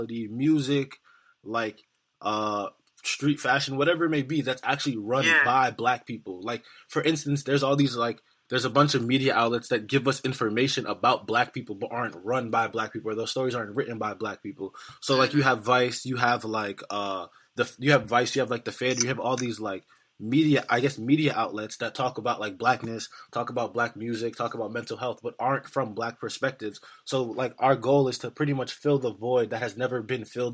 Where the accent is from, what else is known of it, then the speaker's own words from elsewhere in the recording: New York City, New York, United States; I'm not from Baltimore, I'm from New York City